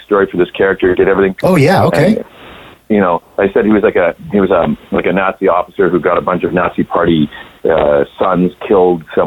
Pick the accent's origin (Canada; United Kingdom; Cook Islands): Canada; Grande Prairie, Alberta; I'm from Alberta, Canada. I was in a little town called Grand Prairie.